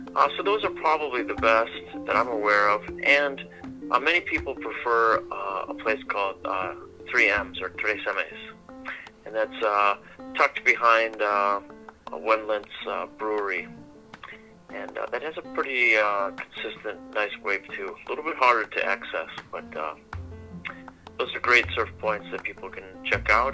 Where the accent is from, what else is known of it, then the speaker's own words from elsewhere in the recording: Milton, Wisconsin, United States; moved away as an adult; now in Ensenada, Mexico; I grew up in a small town in southern Wisconsin. The town was called Milton, about 4,444 people